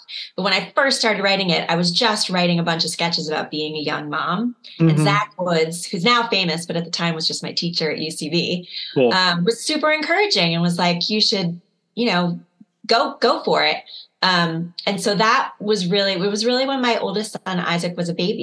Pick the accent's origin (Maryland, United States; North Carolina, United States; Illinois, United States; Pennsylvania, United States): Illinois, United States; Chicago; I grew up in Chicago